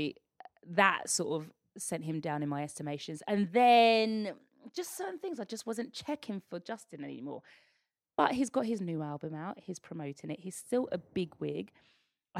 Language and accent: English; United Kingdom; as a Brit